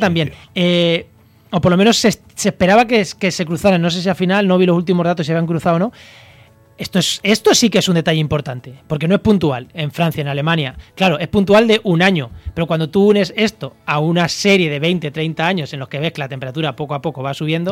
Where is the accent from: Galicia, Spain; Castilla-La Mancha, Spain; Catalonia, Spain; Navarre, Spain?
Castilla-La Mancha, Spain; moved away; also born or lived in Campo de Gibraltar; yo que soy manchego